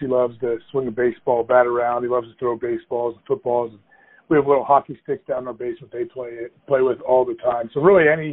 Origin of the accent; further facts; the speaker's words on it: Ohio, United States; also born or lived in Green Bay, Wisconsin; I'm from Ohio. I grew up there.